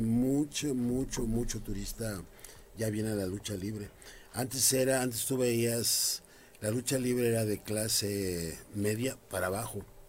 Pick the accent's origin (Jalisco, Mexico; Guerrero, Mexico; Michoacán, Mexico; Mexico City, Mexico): Mexico City, Mexico; Yo soy de Carranza, Jardín Malbuena